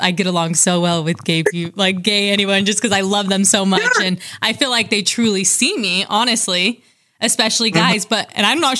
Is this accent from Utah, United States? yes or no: yes; Utah, United States; moved away; I'm from Utah, right? Very, very conservative state